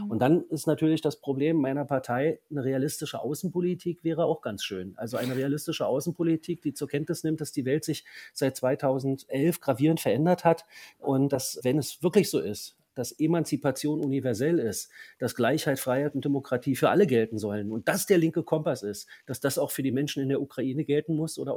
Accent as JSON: {"language": "German", "region": "East Germany", "country": "Germany", "said": "Natürlich habe ich als Ostdeutscher vor allem aber auch die Erfahrung, wie von heute auf morgen alles ganz anders werden kann?"}